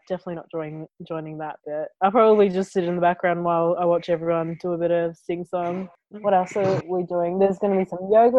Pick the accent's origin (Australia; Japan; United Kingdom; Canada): Australia; moved away as an adult; I'm originally from Australia and currently stuck in Australia.